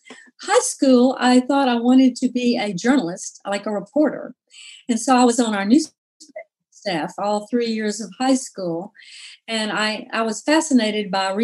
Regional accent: Jackson, Mississippi, United States; moved away as an adult; also born or lived in Oxford, Mississippi; now in Memphis, United States; I grew up in Jackson, Mississippi, and went to school in Oxford, Ole Miss

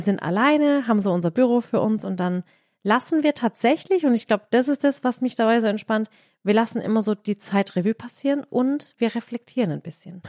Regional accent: Baden-Württemberg, Germany; also born or lived in Graben-Neudorf

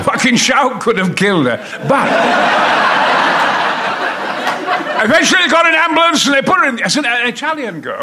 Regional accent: Goldthorpe, Yorkshire and the Humber, United Kingdom; also born or lived in Mexborough; I'm the son of a coal miner in Goldthorpe. I was born in Mexborough, lived in Goldthorpe, Probert Avenue

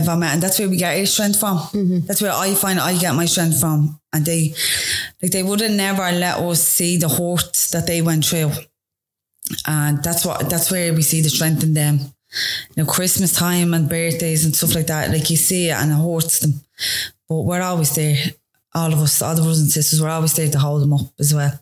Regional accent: Dublin, Leinster, Ireland; I loved growing up in town

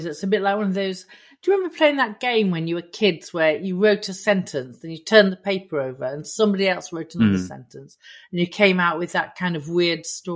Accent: Immingham, Yorkshire and the Humber, United Kingdom; I come from Immingham

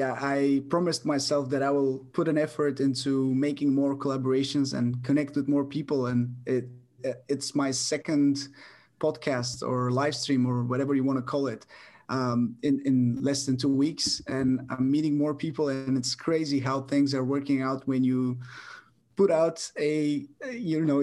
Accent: Bulgaria; my hometown. I've been living here my whole life, except for a couple of years going abroad

